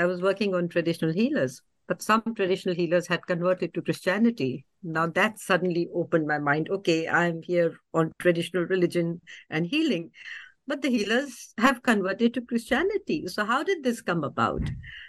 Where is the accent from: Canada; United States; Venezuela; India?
India; So as an Indian, I need an inner line permit.